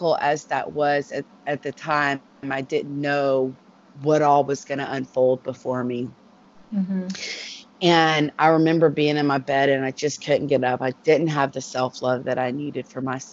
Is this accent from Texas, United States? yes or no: yes; Dallas, Texas, United States; I'm from Texas. I'm from Dallas